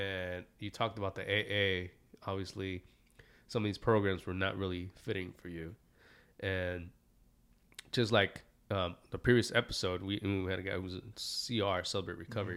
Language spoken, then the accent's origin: English; Santa Ana, California, United States; me growing up in Santa Ana